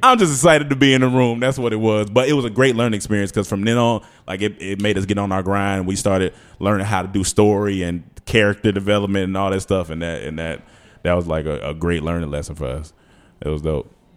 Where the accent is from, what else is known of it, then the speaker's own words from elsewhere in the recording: North Carolina, United States; moved away as an adult; also born or lived in Atlanta, Georgia; I'm from North Carolina. I moved to Atlanta when I was eighteen